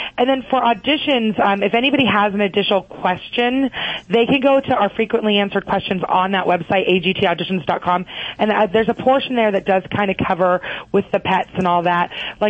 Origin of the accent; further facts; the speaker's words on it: California, United States; Yes, I grew up in California.